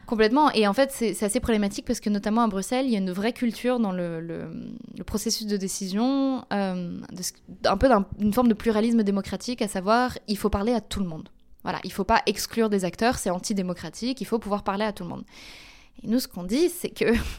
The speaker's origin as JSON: {"language": "French", "town": "Paris", "region": "Île-de-France", "country": "France", "tie": "born or raised there", "also_born_or_lived": "Belgium", "moved": "as an adult", "lives_now": "Brussels, Belgium", "said": "donc je suis belge, mais j'ai grandi en France. et donc j'ai fait toute ma scolarité et ma première partie d'université à Paris"}